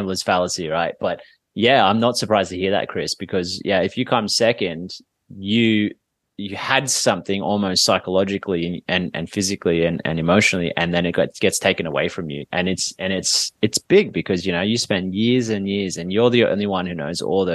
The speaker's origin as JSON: {"language": "English", "town": "Sydney", "region": "New South Wales", "country": "Australia", "tie": "born or raised there", "said": "here in Sydney, in my hometown here"}